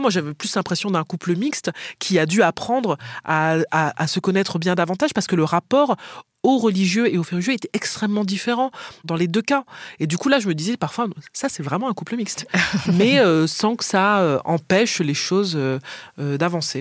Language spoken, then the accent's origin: French; Martinique; moved away; Je viens des Antilles